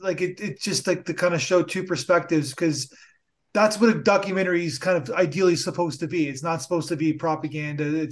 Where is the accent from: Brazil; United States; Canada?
Canada; As a Canadian